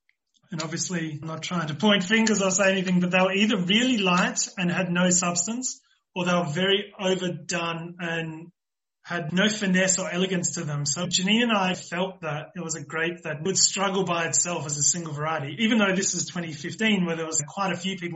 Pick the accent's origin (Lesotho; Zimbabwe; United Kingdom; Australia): Australia; now in South Africa; I'm the Australian side